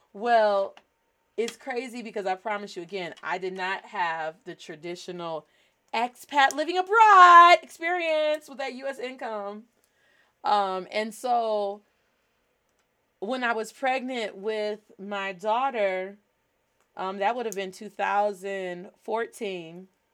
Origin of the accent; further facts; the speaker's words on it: United States; Being Black American, we have cultural practices